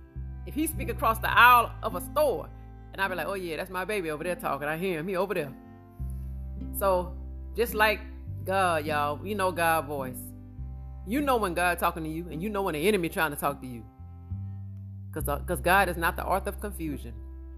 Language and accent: English; Amite, Louisiana, United States; I'm an old country girl. I'm from Amit, Louisiana